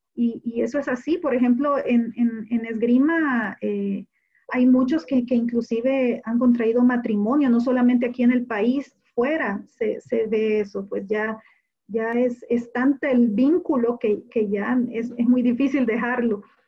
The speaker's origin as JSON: {"language": "Spanish", "country": "El Salvador", "said": "yo soy la salvadoreña"}